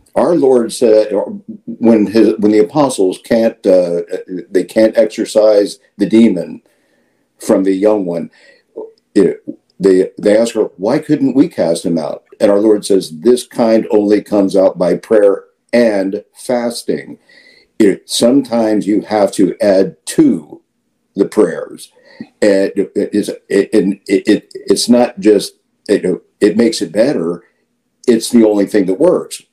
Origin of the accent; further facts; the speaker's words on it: Midwest, United States; moved away as an adult; now in Florida, United States; I was born in the Midwest, I uh, right after high school, I served uh, on active duty in the Marine Corps